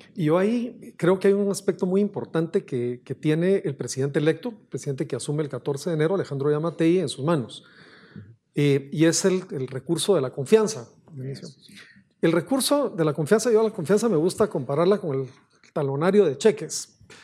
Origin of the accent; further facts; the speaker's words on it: Guatemala; nosotros nos corresponde como guatemaltecos